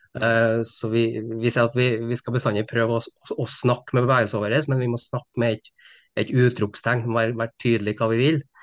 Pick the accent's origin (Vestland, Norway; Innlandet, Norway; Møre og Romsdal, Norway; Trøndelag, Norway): Trøndelag, Norway; Steinkjer; moved away as an adult; now in Trondheim, Norway; Jeg er fra Steinkjer, så jeg er inntrønder, men har bodd egentlig hele mitt voksne liv i, i Trondheim